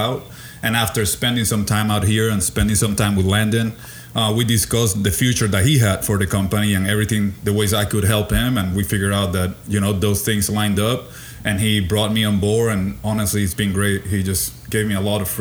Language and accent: English; Puerto Rico; moved away; So I was born and raised in Puerto Rico.